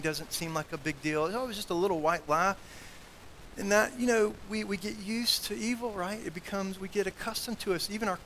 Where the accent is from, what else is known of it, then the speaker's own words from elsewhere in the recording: South Carolina, United States; now in Roanoke, United States; where I grew up in South Carolina